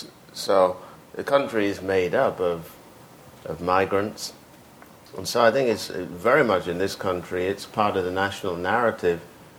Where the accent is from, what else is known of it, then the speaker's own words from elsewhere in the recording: United Kingdom; I grew up in Britain. Whether Britain likes it or not, it's responsible for me.